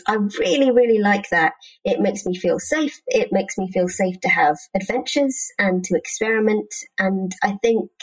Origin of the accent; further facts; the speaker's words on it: United Kingdom; as a British person